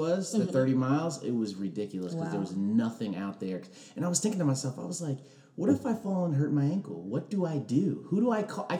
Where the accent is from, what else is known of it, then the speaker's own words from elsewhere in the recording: Ellicott City, Maryland, United States; So I'm from outside of Baltimore. I spent most of my life there. A town called Ellicott City in Howard County. But like I told you before, my father was in the Air Force.